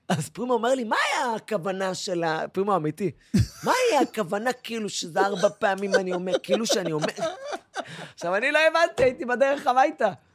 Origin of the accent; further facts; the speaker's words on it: Eilat, Southern District, Israel; moved away as an adult; now in Paris, France; אני אילתי הרי